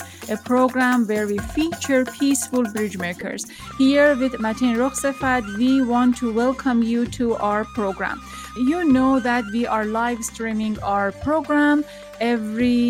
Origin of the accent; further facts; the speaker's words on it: Iran; moved away as an adult; now in United States; I'm from Iran. And then before I left Iran, basically I forced to leave Iran